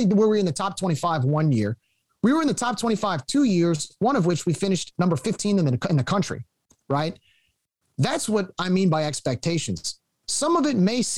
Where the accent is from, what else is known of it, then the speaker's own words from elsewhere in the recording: Cajun, Louisiana, United States; our actual Cajun culture